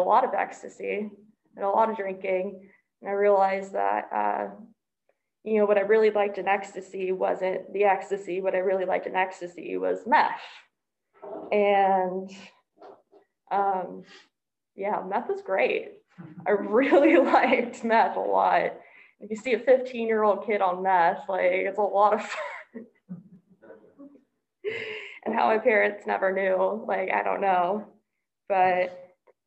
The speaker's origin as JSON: {"language": "English", "town": "Dallas", "region": "Texas", "country": "United States", "said": "I come from Dallas, Texas"}